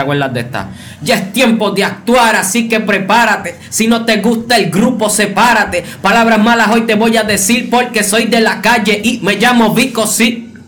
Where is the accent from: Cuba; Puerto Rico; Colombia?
Puerto Rico; todos los talentos somos puertorriqueños